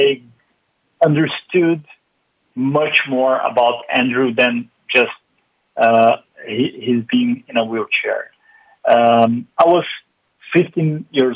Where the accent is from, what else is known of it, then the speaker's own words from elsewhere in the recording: Porto Alegre, Rio Grande do Sul, Brazil; I was born and raised in the south of Brazil, in a city called Porto Alegre